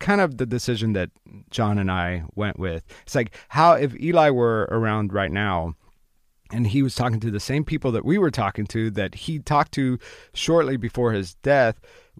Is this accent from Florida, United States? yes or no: yes; Florida, United States; I'm from Florida